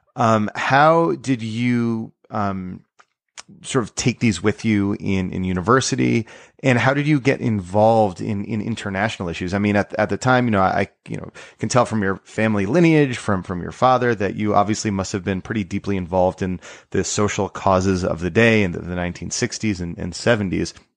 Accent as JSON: {"language": "English", "region": "New York", "country": "United States", "tie": "born or raised there", "said": "I grew up not far from Brewster, New York"}